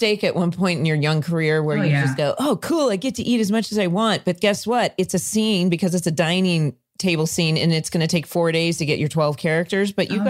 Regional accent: Orange County, California, United States; I grew up in Orange County

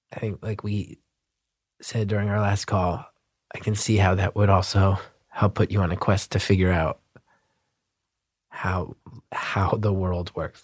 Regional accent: New Jersey, United States; growing up in Jersey

